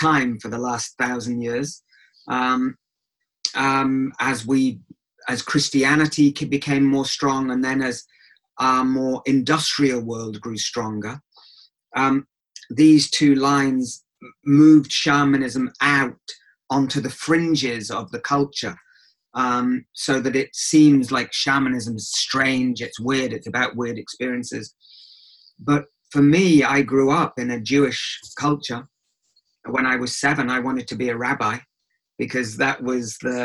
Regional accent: England, United Kingdom; I grew up in England, so not in Israel, so I'm not Israeli.

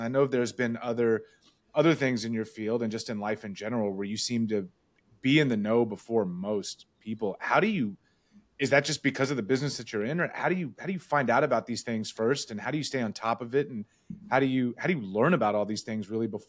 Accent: Dallas, Texas, United States; Me and my friends that I grew up with in Dallas

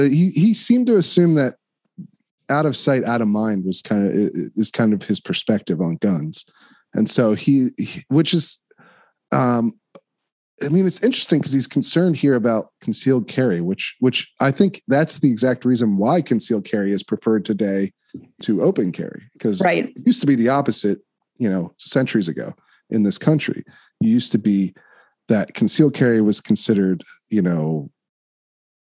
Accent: Downingtown, Pennsylvania, United States; I grew up in Chester County, Downingtown, Westchester area

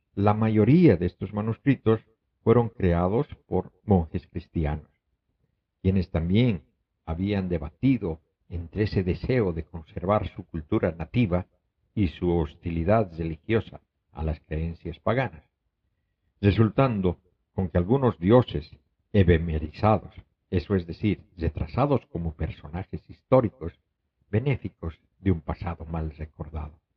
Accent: Bolivia; moved away; en mi país natal, Bolivia

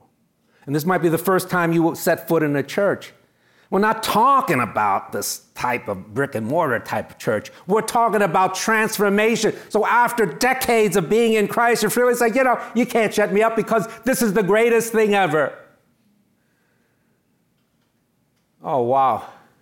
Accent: New York City, New York, United States; I'm from New York City

